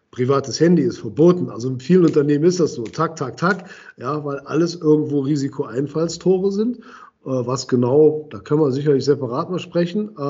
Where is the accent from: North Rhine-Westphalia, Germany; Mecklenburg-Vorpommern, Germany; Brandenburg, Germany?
North Rhine-Westphalia, Germany; Düsseldorf; ich bin ja Düsseldorfer